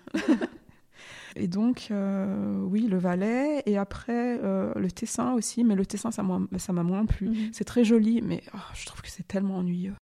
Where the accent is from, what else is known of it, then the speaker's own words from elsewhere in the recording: near Lyon, Auvergne-Rhône-Alpes, France; also born or lived in Ferney-Voltaire / Geneva; Je suis née en France, euh, à côté de Lyon, au Yona, un petit village.